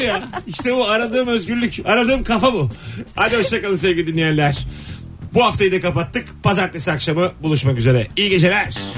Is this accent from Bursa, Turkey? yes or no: yes; Bursa, Turkey; ben Bursalıyım